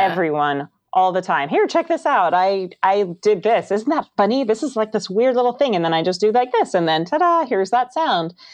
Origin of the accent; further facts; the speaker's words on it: Northern California, United States; I'm from Northern California, where historically the Foley artists here were all women